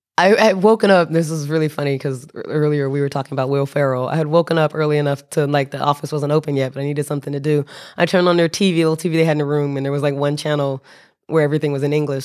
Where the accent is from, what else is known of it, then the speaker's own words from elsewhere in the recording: United States; now in Japan; I'm an American citizen with Japanese residency, stranded in Lao